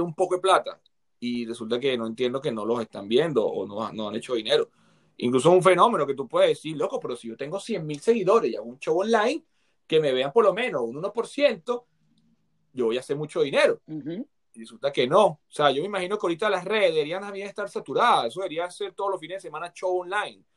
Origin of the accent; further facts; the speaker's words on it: Venezuela; moved away; me crié en Venezuela, me crié en barrios